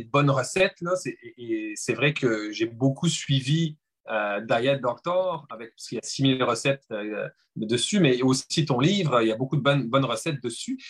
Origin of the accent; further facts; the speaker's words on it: France; accent: French; je suis français, comme vous pouvez l'entendre